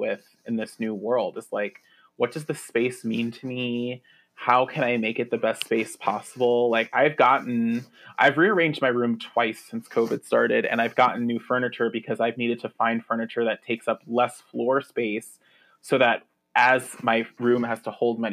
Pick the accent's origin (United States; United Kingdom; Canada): United States; New York; moved away; also born or lived in New Jersey; I am a New Yorker. Like my family is from the Lower East Side and I was born in Manhattan and lived in Brooklyn when I was young. And then even when we moved to Jersey, we were like, I could see New York from my house, Jersey